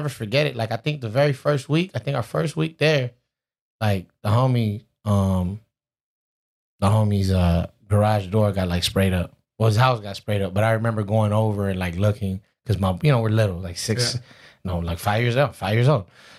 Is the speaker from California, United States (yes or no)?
yes; Ontario, California, United States; also born or lived in Montebello, California; I was born in Montebello. I was born in Beverly Hospital. I got a lot of family like on the east side of LA. And then when I was five, we moved out to Ontario. That's where I grew up at, my stomping grounds.